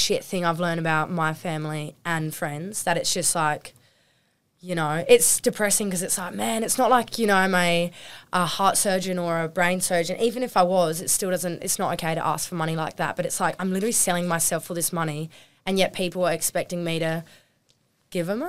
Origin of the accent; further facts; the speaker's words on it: Normanville, South Australia, Australia; we came from Normanville, we barely even had service.